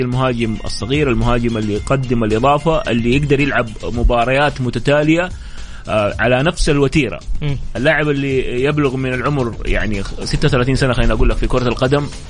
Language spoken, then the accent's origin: Arabic; Saudi Arabia; لاننا احنا سعوديين